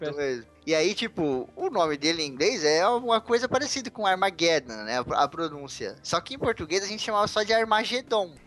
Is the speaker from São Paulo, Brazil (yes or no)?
yes; Santana de Parnaíba, São Paulo, Brazil; Que eu sou aqui de Santana de Parnaíba